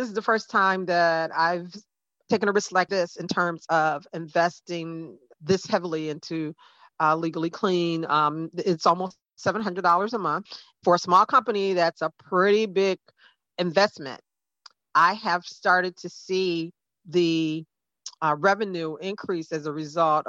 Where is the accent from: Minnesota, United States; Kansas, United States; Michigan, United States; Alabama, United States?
Michigan, United States; Detroit; moved away as an adult; now in Fort Lauderdale, United States; I'm from Detroit, Michigan. I've lived in Florida for the last 20 years